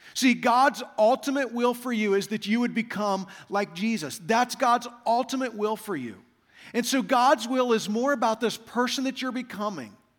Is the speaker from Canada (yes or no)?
no; Kansas, United States; moved away as an adult; also born or lived in Saint Louis; now in Las Vegas, United States; I grew up in Kansas